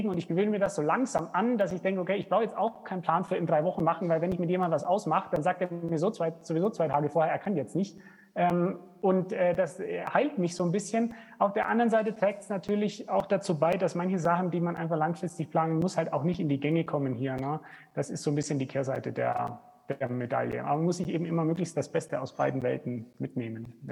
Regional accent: Germany; now in Rwanda; bei uns in Deutschland.

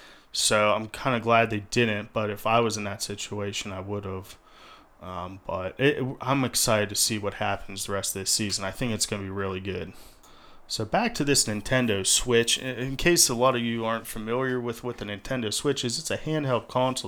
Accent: Memphis, Tennessee, United States; I'm from Memphis

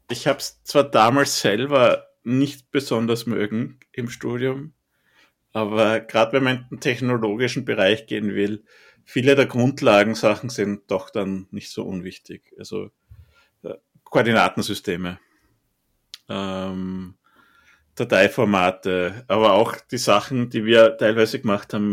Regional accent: Styria, Austria; Beispiel Zersiedelung ist in Österreich ganz, ganz, ganz, ganz, ganz schlimm. Gerade in der Steiermark, wo ich herkomme.

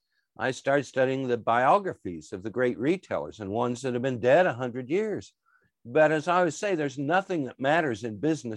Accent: Anderson, Indiana, United States; So I grew up in Anderson, Indiana, which was a General Motors factory town. It was a city of about 60,000 people, and 27,000 worked for GM.

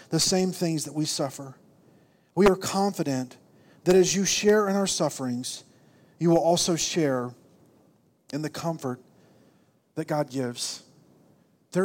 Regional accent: Arkansas, United States; accent: southern drawl; moved away; I was from Arkansas and I had this really southern drawl. And when I get tired and it's late at night, it comes out.

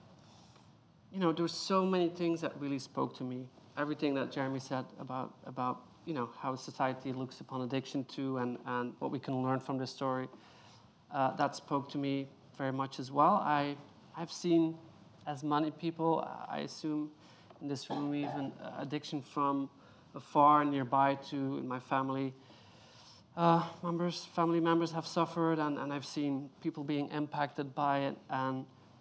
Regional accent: Belgium; I come from Belgium

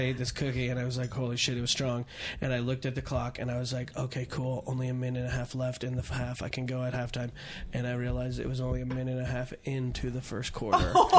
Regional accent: California, United States; So I grew up in Marin County, and everyone loved ….

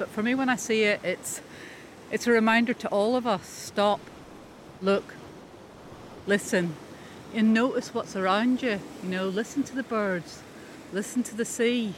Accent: Coleraine, Northern Ireland, United Kingdom; also born or lived in London, United Kingdom; now in Whitehead, United Kingdom; I grew up in Coleraine.

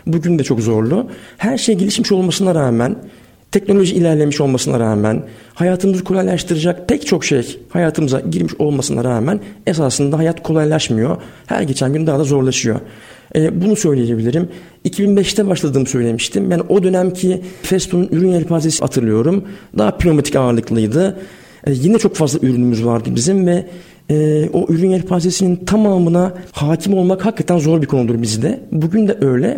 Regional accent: Sakarya, Turkey; moved away as an adult; also born or lived in Istanbul; ben bin dokuz yüz yetmiş yedi Sakarya doğumluyum. İlk orta ve lise öğrenimi Sakarya'da geçtikten sonra

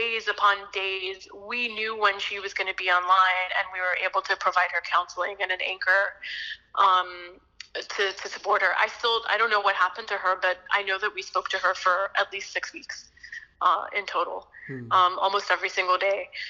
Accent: North Carolina, United States; accent: American; moved away as an adult; now in India; went back to my home state of North Carolina in the U.S.

